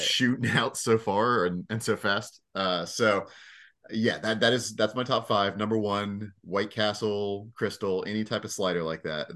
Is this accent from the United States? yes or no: yes; Jacksonville, Florida, United States; now in Indiana, United States; I consider myself from the South. I may live in Indiana now, but, eh, I spent too much time in Duval to, uh, to consider myself a Northerner